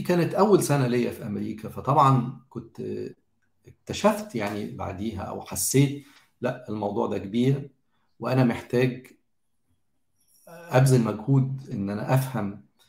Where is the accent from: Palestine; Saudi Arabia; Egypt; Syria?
Egypt; احنا كمجتمع مصري